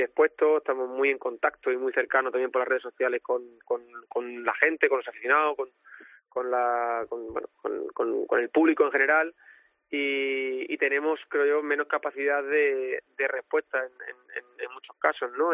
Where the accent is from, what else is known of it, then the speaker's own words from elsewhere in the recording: Olivenza, Extremadura, Spain; La feria de mi tierra